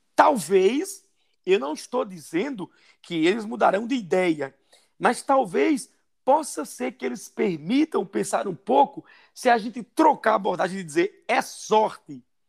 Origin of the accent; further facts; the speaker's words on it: sertão of Paraíba, Brazil; moved away as an adult; also born or lived in São Paulo; now in Londrina, Brazil; Porque eu sou nordestino, sou do sertão da Paraíba, morei minha vida toda dos 51 anos, 45 no Nordeste